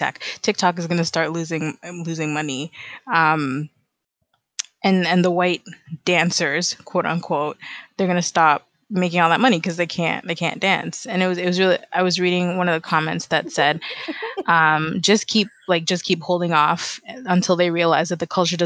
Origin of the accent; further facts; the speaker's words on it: Trinidad & Tobago; So to be honest, I was irritated, but to say that I was up in arms about it, I really wasn't. And most Trinities that I know weren't.